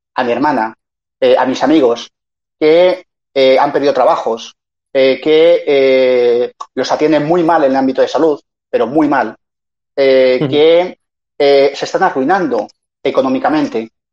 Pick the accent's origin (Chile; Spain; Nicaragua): Spain; Community of Madrid; yo soy madrileño